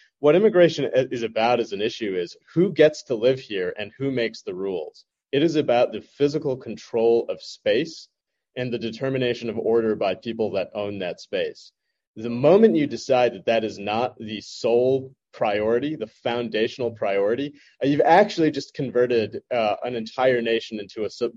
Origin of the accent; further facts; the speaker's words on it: United States; I was born and raised in the United States